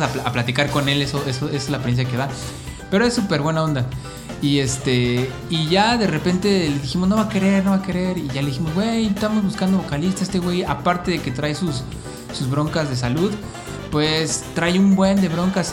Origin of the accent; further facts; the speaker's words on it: Mexico City, Mexico; moved away as an adult; also born or lived in Tijuana; now in Cancún, Mexico; yo nací en Tijuana, pero viví como cuatro meses allá nada más y luego ya me regresé a la Ciudad de México de donde son mis papás del, municipio de Azcapotzalco